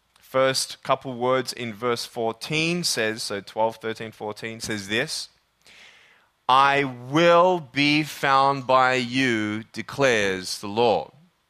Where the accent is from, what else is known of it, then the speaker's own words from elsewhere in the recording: Australia; And I'm originally from Australia. I was born and raised there.